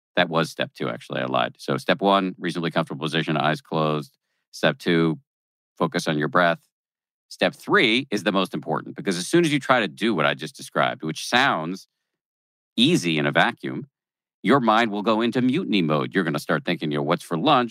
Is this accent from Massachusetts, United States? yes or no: yes; Massachusetts, United States; born or raised there